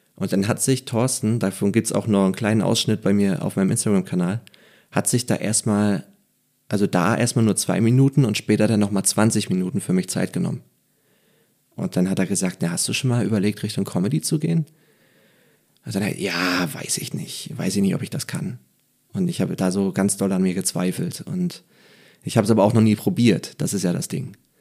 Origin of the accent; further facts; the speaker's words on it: Neubrandenburg, Mecklenburg-Vorpommern, Germany; moved away; als Mecklenburger